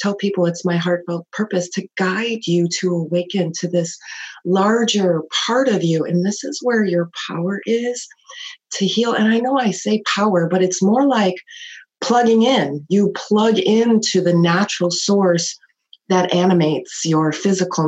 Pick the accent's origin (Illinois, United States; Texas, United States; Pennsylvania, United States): Illinois, United States; Chicago; I grew up in Chicago